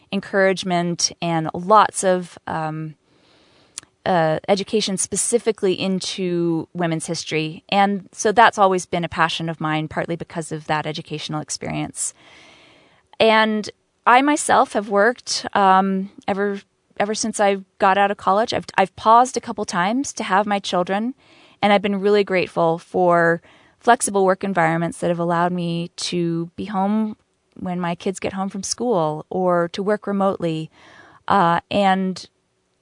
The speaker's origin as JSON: {"language": "English", "town": "New York City", "region": "New York", "country": "United States", "tie": "born or raised there", "said": "I was raised in New York City."}